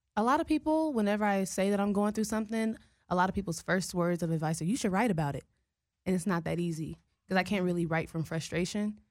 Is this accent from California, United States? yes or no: yes; Richmond, California, United States; Growing up in the Bay